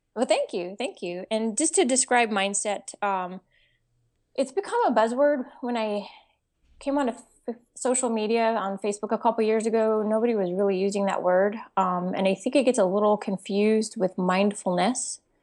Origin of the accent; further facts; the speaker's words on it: Texas, United States; I'm from Texas